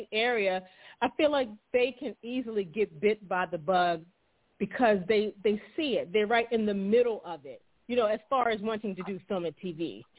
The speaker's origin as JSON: {"language": "English", "region": "Maryland", "country": "United States", "said": "we're from the East Coast, we're from Maryland"}